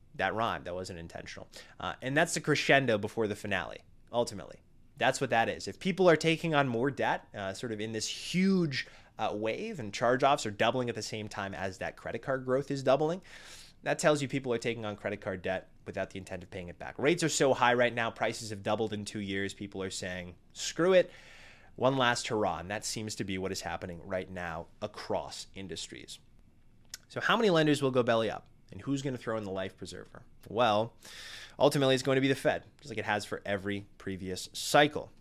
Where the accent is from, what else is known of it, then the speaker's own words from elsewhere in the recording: New England, United States; my small New England hometown